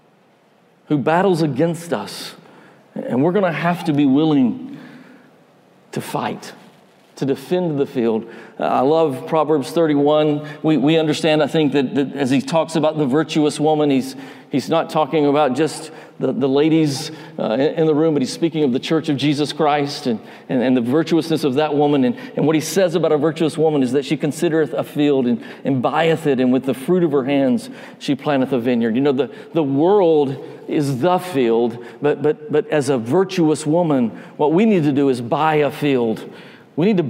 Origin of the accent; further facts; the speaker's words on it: North Georgia, United States; moved away; I grew up in North Georgia. I'm not from Alabama.